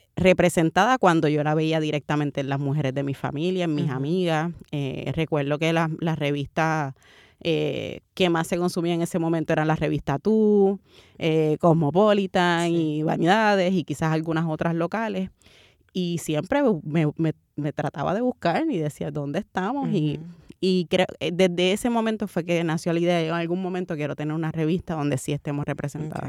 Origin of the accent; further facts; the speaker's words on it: Carolina, Puerto Rico; also born or lived in Santurce, San Juan, Puerto Rico; nací, nací en, en Santurce, me considero, me considero cangrejera, pero me crié en Carolina